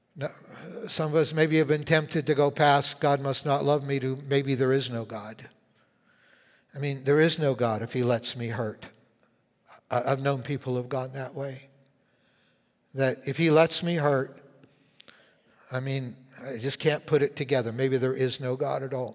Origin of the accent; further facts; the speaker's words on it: Winnipeg, Manitoba, Canada; moved away; I was born in Winnipeg